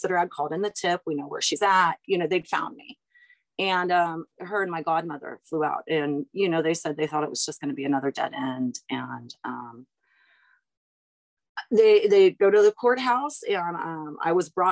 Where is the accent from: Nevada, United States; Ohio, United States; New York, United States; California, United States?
California, United States; San Diego; we grew up in San Diego and it's Carlsbad and it's the Padres.